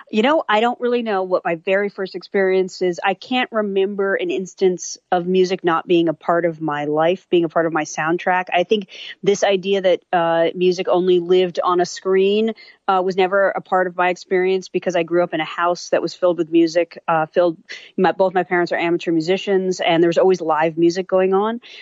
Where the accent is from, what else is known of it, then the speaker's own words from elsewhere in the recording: New York, United States; born there; I grew up in a lot of different places. Actually, I was born in New York and lived in a lot of different places.